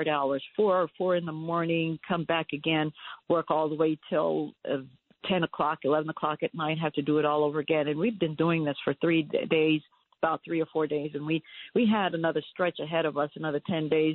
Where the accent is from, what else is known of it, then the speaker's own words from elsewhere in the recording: New York, United States; I was raised in New York.